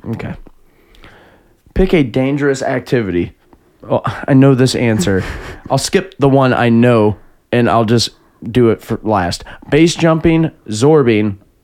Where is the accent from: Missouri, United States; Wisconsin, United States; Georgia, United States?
Missouri, United States; Jefferson County; We're from Jefferson County, so you know we got great aim